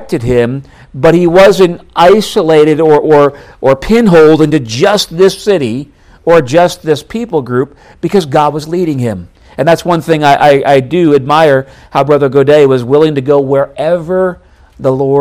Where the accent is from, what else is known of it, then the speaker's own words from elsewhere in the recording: New York, United States; moved away as an adult; also born or lived in North Dakota; I grew up in New York State, went to the University of North Dakota